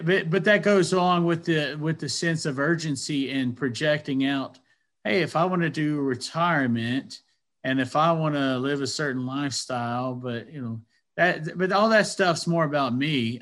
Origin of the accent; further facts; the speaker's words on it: Athens, Georgia, United States; I grew up in Athens, Georgia